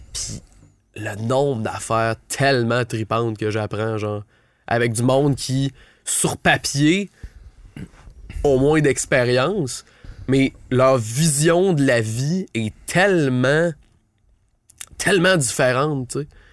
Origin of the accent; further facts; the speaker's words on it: Ottawa, Ontario, Canada; je viens d'Ottawa